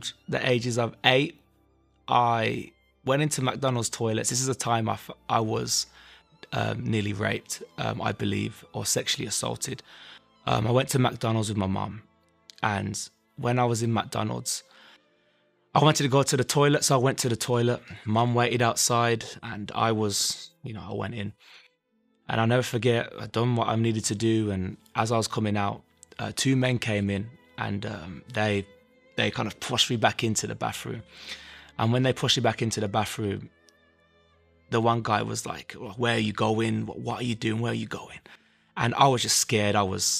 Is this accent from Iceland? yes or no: no; Birmingham, West Midlands, United Kingdom; I'm from Birmingham, England